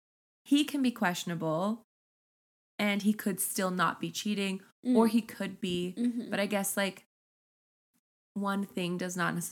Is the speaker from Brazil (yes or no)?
yes; Brazil; English is a second language; And as for baths, in my country, it is normal to take 3 baths a day. I'm Brazilian, and we are the people who take the most baths in the world.